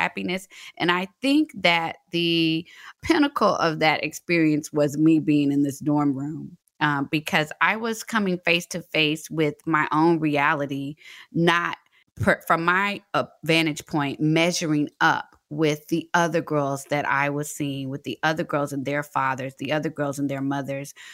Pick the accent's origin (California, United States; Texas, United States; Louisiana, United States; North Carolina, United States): Texas, United States; Fort Worth; moved away as an adult; also born or lived in Atlanta; I'm from Fort Worth, Texas